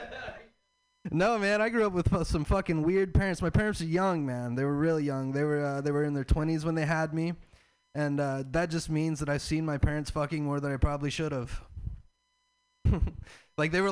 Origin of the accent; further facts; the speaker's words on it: the South, United States; I'm from the South.